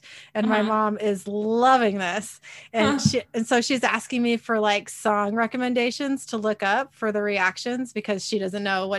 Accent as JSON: {"language": "English", "town": "Kent", "region": "Washington", "country": "United States", "tie": "born or raised there", "also_born_or_lived": "Federal Way", "said": "I was living in the house I grew up in Kent."}